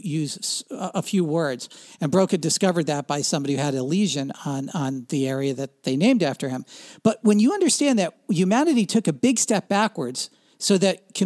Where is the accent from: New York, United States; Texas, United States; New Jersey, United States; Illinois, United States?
New Jersey, United States; I grew up in Central Jersey when the divestiture of AT&T took place